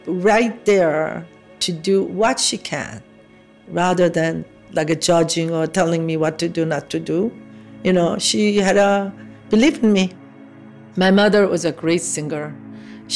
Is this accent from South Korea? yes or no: yes; South Korea; moved away; I was born in South Korea, 1947.